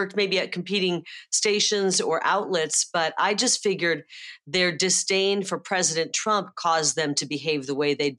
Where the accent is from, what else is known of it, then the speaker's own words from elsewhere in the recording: Midwest, United States; now in Arizona, United States; I'm from the Midwest